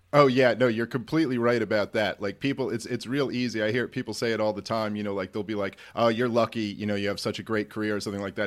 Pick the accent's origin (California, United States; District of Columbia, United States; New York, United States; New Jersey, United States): New York, United States; New York City; I'm a Jew from Brooklyn